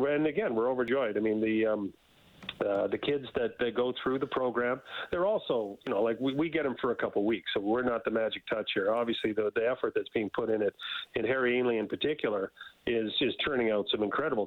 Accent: Edmonton, Alberta, Canada; It's my hometown. I love my city. I love Edmonton

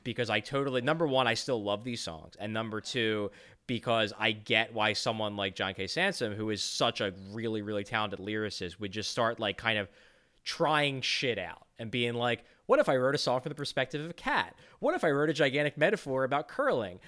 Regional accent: United States; we are American, we grew up here

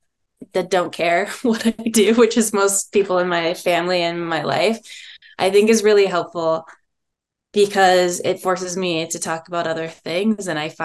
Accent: Southern California, United States; I grew up in Southern California

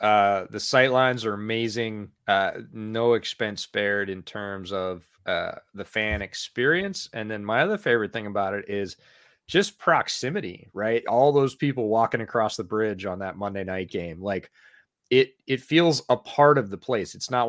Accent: Chicago, Illinois, United States; we're from Chicago

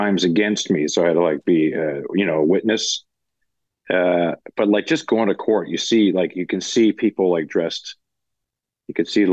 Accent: Canada; moved away as an adult; now in United States; growing up in Canada

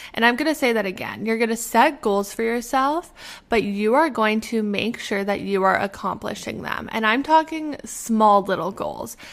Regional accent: Canada; moved away as an adult; now in Pittsburgh, United States; I am originally from Canada, but right now I'm living in Pittsburgh

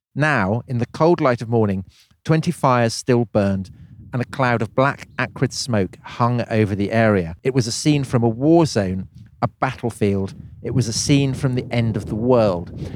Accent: Wiltshire, South West England, United Kingdom; I was growing up in Wiltshire

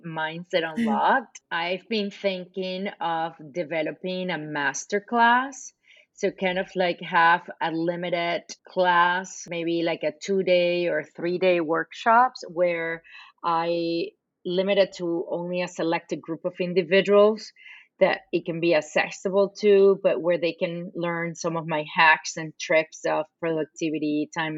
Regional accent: Venezuela; English is a second language; moved away as an adult; also born or lived in Boston, United States / California, United States / China; now in United States; I'm fluent in Spanish because I'm from Venezuela.

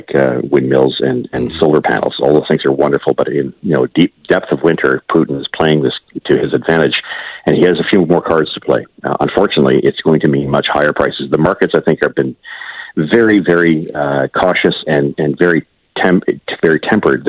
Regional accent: Ontario, Canada; I'm from Ontario

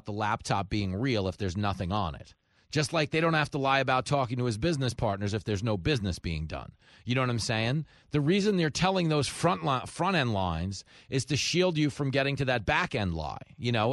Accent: Long Island, New York, United States; growing up on Long Island

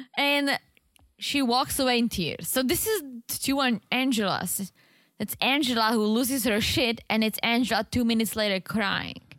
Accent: Czechia; moved away; in my hometown, let's say you can get a really nice apartment

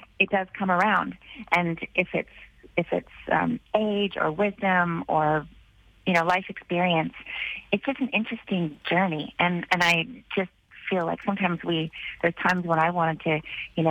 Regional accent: Canada; also born or lived in Vancouver Island; I'm a Canadian girl, and I live in Canada full time now. I'm in my home base on Vancouver Island

